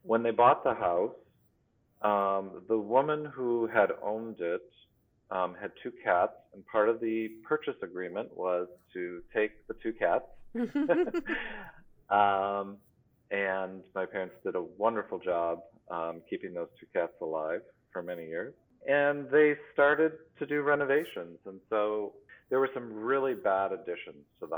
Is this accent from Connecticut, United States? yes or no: no; Plymouth, Wisconsin, United States; moved away; also born or lived in Boston; I grew up in Plymouth, Wisconsin, near Kohler